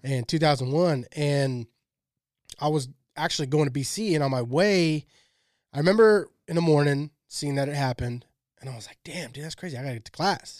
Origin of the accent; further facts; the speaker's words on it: Shafter, California, United States; growing up in Shafter